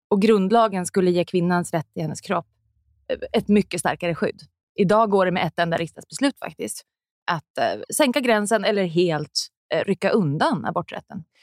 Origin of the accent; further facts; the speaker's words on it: Sweden; born there; vi ändå haft rätt till abort sen innan jag föddes i Sverige.